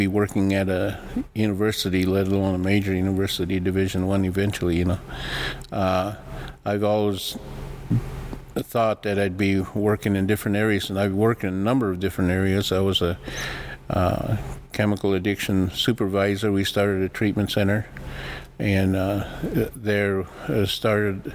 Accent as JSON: {"language": "English", "town": "White River", "region": "South Dakota", "country": "United States", "tie": "born or raised there", "first_language": "Lakota", "second_language": "English", "said": "I grew up in White River, South Dakota"}